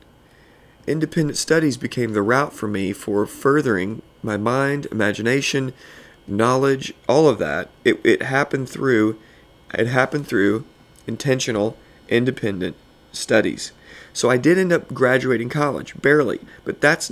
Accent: Southern Illinois, United States; I grew up in Southern Illinois, going to public schools

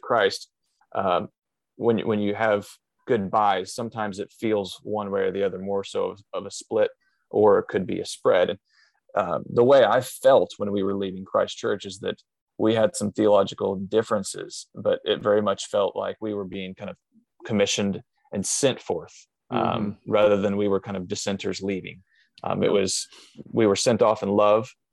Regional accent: Southern Illinois, United States; I grew up in Southern Illinois, um, doing lots of just uh, farm style work

